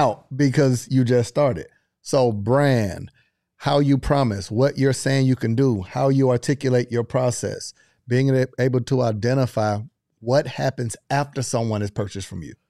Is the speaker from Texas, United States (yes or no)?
no; Panama City, Florida, United States; I grew up in Panama City, Florida, thirty minutes away from Alabama, Mississippi